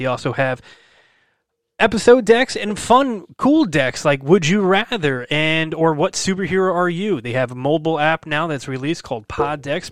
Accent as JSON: {"language": "English", "town": "Brick", "region": "New Jersey", "country": "United States", "tie": "born or raised there", "said": "I grew up in Brick, New Jersey"}